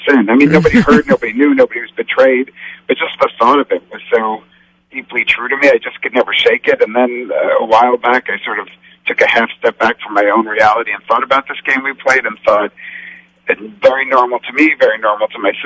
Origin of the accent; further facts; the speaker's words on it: United States; I'm very American is the point. We've lived here a long time. My family have no relatives with accents or anything like that.